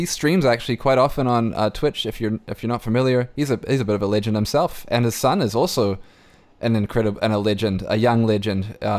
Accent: New Zealand; now in Vancouver, Canada; I feel like as a New Zealander, as someone who grew up a New Zealander

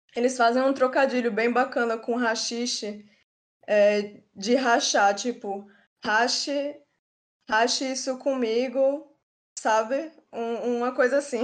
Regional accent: Parnamirim, Rio Grande do Norte, Brazil; moved away as an adult; now in João Pessoa, Brazil; Eu sou de Parnamirim

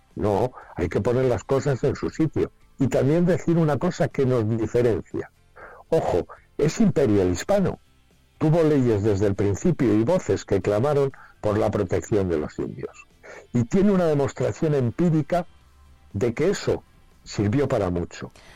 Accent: Spain; quiénes somos los españoles

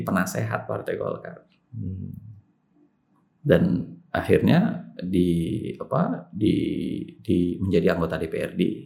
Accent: Makassar, South Sulawesi, Indonesia; moved away; Masa kecil di Makassar.

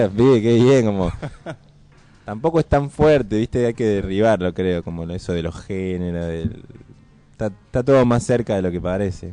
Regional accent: Córdoba, Argentina

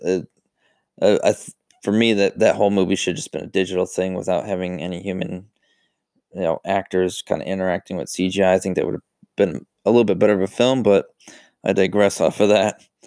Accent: Buffalo, New York, United States; moved away; I'm from New York, Buffalo, New York

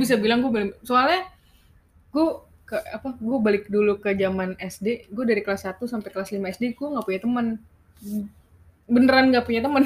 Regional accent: Bekasi, West Java, Indonesia; also born or lived in Jakarta; gua anak Bekaesyong nih.

